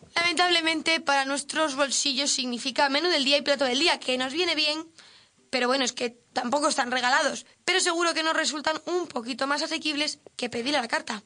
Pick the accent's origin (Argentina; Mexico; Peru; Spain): Spain; como española no, no concibo tener tan poquitas horas de sol.